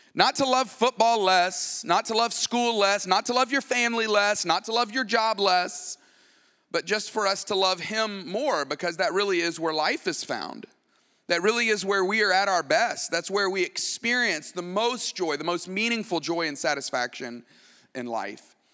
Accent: Tuscaloosa, Alabama, United States; I grew up in Tuscaloosa, Alabama

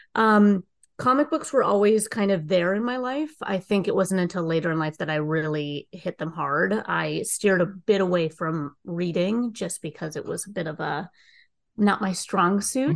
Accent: Minnesota, United States; moved away; I'm originally from Minnesota

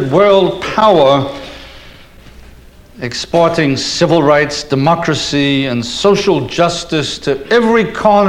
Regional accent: Liverpool, North West England, United Kingdom; moved away as an adult; now in United States; As an Englishman coming to the States when I did in 1964 as a young student

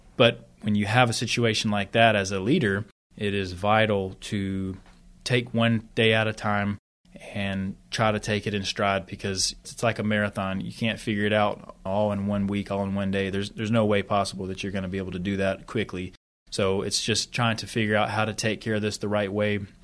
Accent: Sanford, North Carolina, United States; moved away as an adult; also born or lived in Texas / Qatar / Korea / Oklahoma; now in West Point, United States; I'm from Sanford, North Carolina, right outside of Fort Bragg, about forty minutes

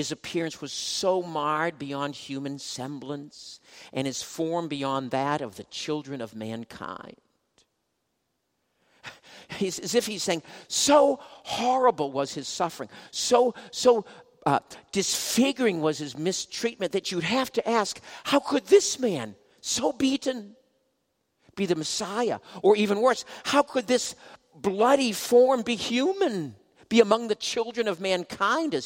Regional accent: Boston, Massachusetts, United States; I'm from Boston

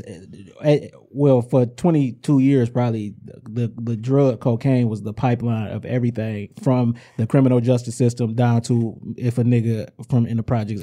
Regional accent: Inkster, Michigan, United States; I i am from Inkster.

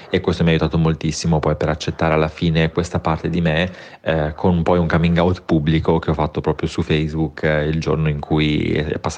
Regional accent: Piedmont, Italy; also born or lived in Turin; però poi andando a studiare a Torino e lasciando alle spalle il mio paesino del sud Piemonte

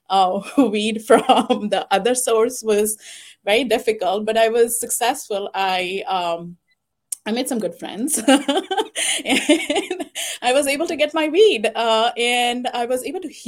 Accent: India; now in United States; I was born and raised in India

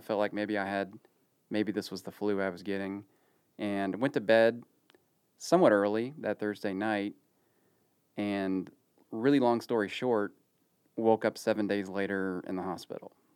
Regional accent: Ohio, United States; now in Dallas, United States; growing up in the eighties in Ohio

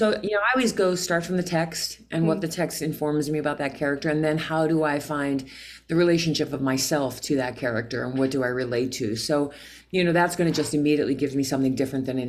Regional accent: Pennsylvania, United States; moved away as an adult; also born or lived in New York; I was from Pennsylvania, a small town

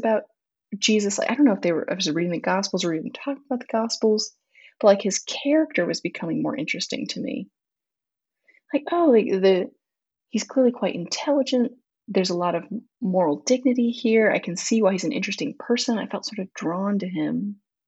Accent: Southern California, United States; moved away as an adult; growing up in Southern California does not prepare you to be cold for the first time

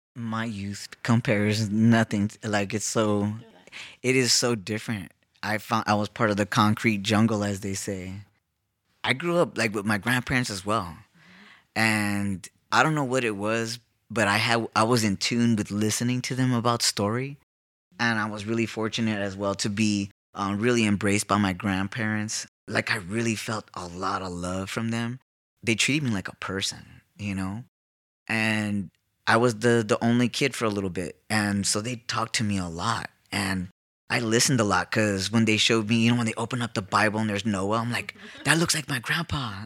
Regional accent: Los Angeles, California, United States; now in South Tucson, United States; I'm from East L A.

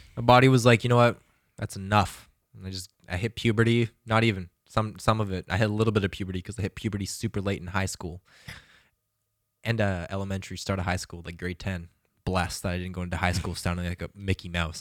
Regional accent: Calgary, Alberta, Canada; moved away; go back to my hometown and to fucking relax in Calgary

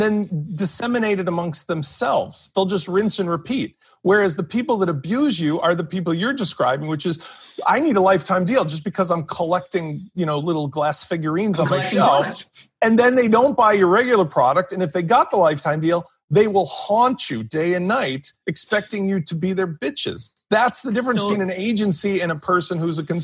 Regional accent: Chicago, Illinois, United States; I'm from Chicago

